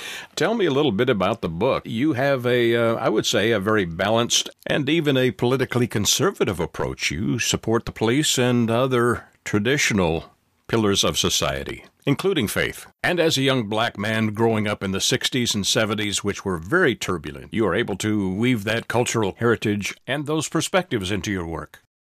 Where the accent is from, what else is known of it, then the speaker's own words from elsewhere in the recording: Canada; now in Texas, United States; I'm in Texas and originally from Canada